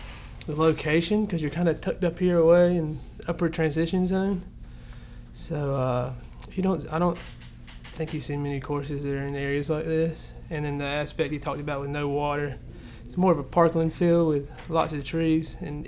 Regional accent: North Myrtle Beach, South Carolina, United States; North Myrtle.

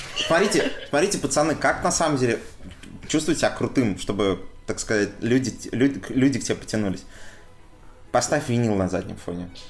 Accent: Saint Petersburg, Russia; also born or lived in Ivanovo; я все-таки вырос большей часть в Петербурге

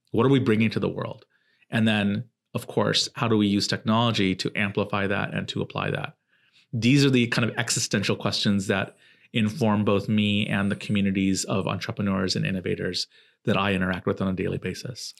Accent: Southern California, United States; also born or lived in Silicon Valley; I was growing up in Southern California.

